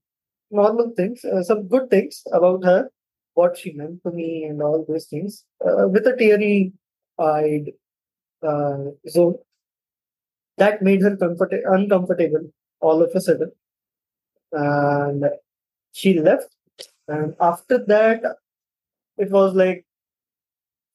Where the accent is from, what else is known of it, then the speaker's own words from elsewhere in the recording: India; also born or lived in Mumbai; I'm from India. I live in Mumbai